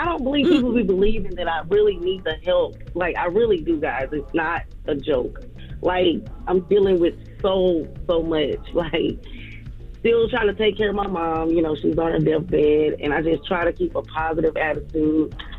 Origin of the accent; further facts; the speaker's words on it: Atlanta, Georgia, United States; now in Forest Park, United States; Well, I grew up in East Atlanta, and now I live in Forest Park.